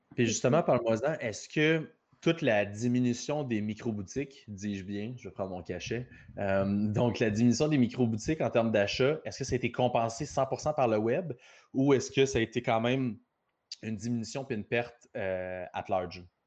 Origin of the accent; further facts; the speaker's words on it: Repentigny, Quebec, Canada; je suis natif de Repentigny